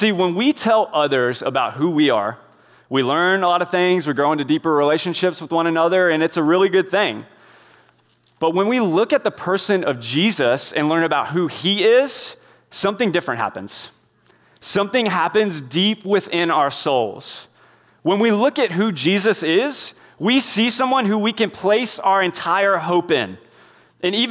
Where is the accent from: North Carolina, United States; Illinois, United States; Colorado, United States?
North Carolina, United States; Indian Trail; I was raised in Indian Trail, North Carolina